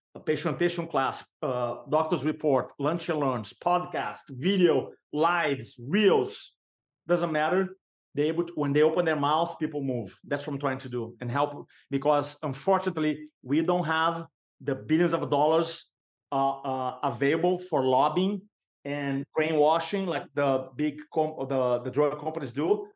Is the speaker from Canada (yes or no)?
no; Brazil; English is a second language; moved away as an adult; now in United States; I'm American now, American citizen, but I came from Brazil, I grew up in Brazil